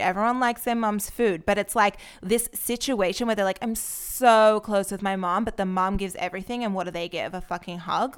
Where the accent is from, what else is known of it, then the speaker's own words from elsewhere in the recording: Australia; moved away as an adult; now in Israel; I'm actually from Australia